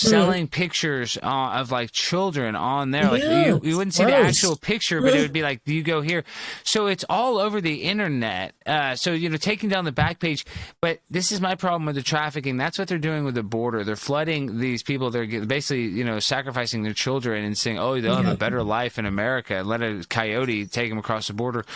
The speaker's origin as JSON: {"language": "English", "town": "Dallas", "region": "Texas", "country": "United States", "said": "I'm from Dallas, Texas, and that's where I'm at right now"}